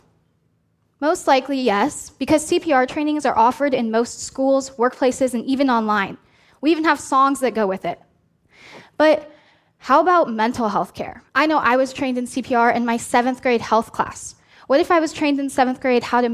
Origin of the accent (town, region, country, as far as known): Oregon, United States; born or raised there